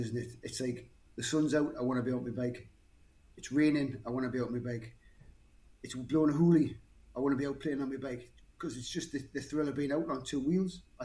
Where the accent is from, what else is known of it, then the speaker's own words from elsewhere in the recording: Newcastle upon Tyne, North East England, United Kingdom; now in Cromerton, United Kingdom; Newcastle originally, but I live in Cromerton. Been here for too many years, 20 plus years